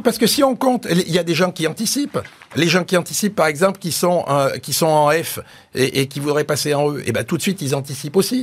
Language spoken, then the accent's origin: French; Auvergne-Rhône-Alpes, France; je suis un Auvergnat